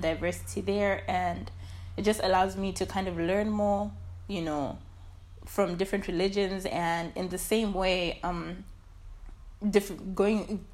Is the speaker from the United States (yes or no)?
no; Lusaka, Lusaka Province, Zambia; also born or lived in Chinyama village, Lufwanyama District; I am from the outskirts of Lusaka